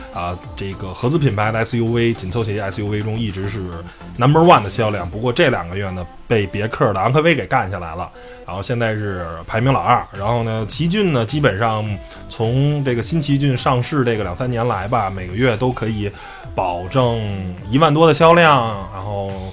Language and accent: Chinese; China; 作为一个汽车媒体的从业者，作为一个中国人